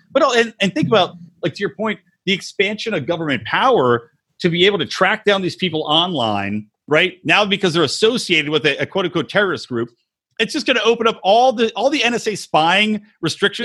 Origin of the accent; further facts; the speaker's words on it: Philadelphia, Pennsylvania, United States; fan from Philly